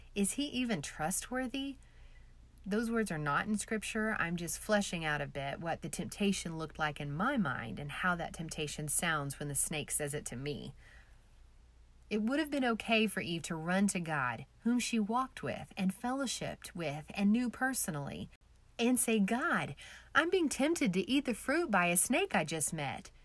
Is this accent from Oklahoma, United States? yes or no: yes; Oklahoma, United States; I'm from Oklahoma